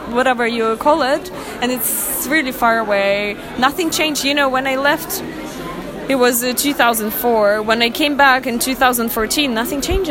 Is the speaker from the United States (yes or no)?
no; Russia; English is a second language; moved away; I'm originally Russian